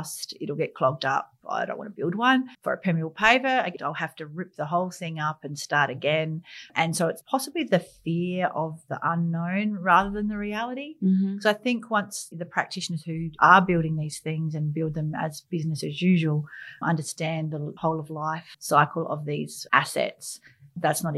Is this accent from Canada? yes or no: no; Riverland, South Australia, Australia; I grew up in the Riverland on Murray River.